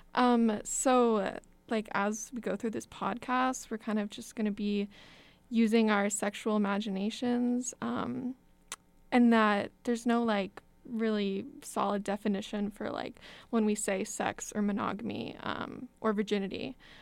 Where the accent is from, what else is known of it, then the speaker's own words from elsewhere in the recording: Texas, United States; moved away as an adult; now in Madison, United States; I'm from Texas